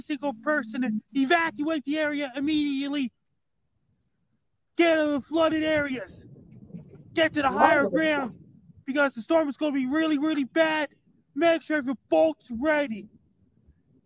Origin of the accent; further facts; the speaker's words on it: Sydney, Nova Scotia, Canada; my hometown, Sydney, Nova Scotia